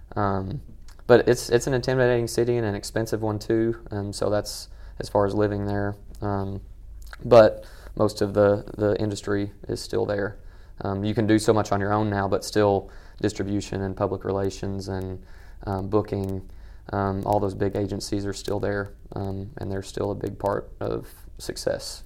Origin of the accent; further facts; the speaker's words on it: Western Kentucky, United States; growing up in Western Kentucky